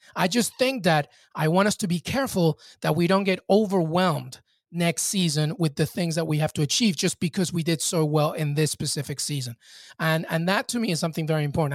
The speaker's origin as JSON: {"language": "English", "country": "Peru", "tie": "born or raised there", "also_born_or_lived": "England", "moved": "yes", "said": "I grew up in Peru in the early nineties and, and eighties"}